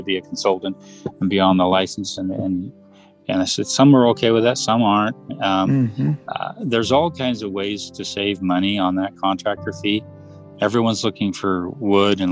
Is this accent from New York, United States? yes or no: no; Westlake Village, California, United States; now in Utah, United States; I grew up in the Westlake Village, California